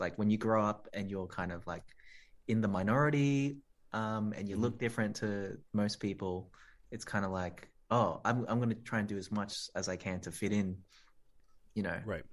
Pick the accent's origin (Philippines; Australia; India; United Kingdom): Australia; I'm Australian. I'm proud to be, you know, born here and of this country